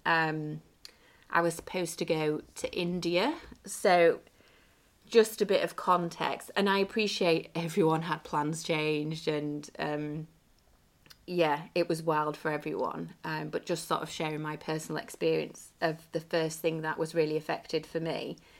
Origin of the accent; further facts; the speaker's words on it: England, United Kingdom; my hometown in the U K